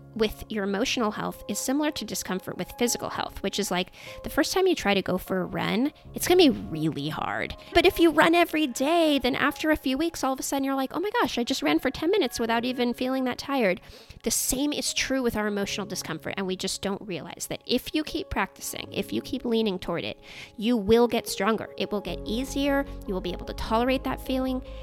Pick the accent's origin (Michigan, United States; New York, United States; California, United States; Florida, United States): California, United States; Silicon Valley; I grew up in Silicon Valley